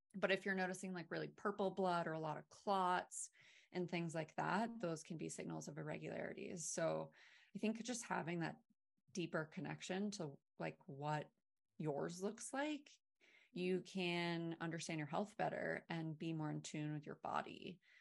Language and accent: English; Maine, United States; I'm from Maine